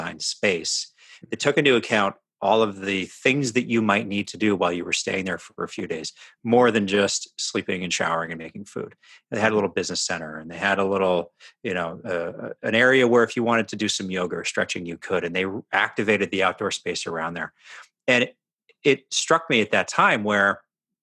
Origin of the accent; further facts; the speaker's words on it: Canada; now in Seattle, United States; we're from Canada.